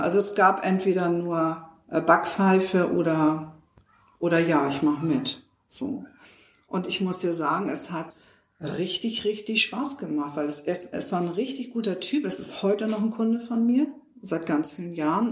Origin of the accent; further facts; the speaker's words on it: Hamburg, Germany; ich bin Hamburgerin